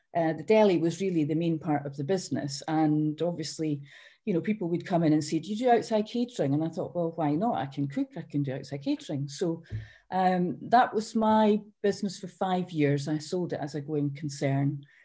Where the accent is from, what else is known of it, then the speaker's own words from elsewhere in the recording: Edinburgh, Scotland, United Kingdom; also born or lived in Fife; I was born in Edinburgh